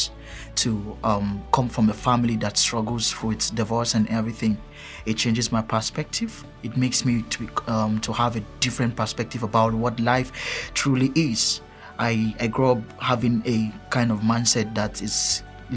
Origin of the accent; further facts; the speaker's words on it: Kaduna State, Nigeria; I'm from Kaduna State, Nigeria